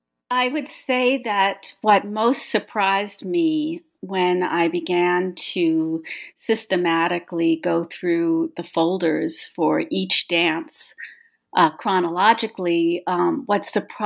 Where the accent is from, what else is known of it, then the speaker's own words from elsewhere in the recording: New York City, New York, United States; I grew up in Westbeth, which is where the Cunningham Studio is, the Westbeth artist housing in the West Village on the Hudson River.